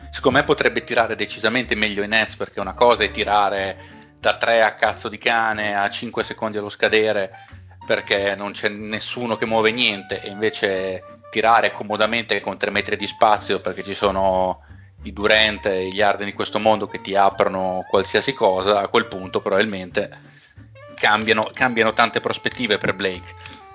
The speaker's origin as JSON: {"language": "Italian", "town": "Bologna", "region": "Emilia-Romagna", "country": "Italy", "said": "Sono di Bologna"}